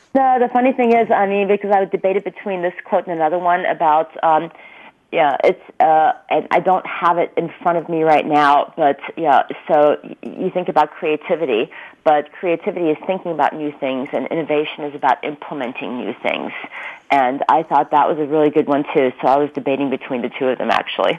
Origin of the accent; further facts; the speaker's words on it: Ulm, Baden-Württemberg, Germany; now in Mountain View, United States; Einstein is from my hometown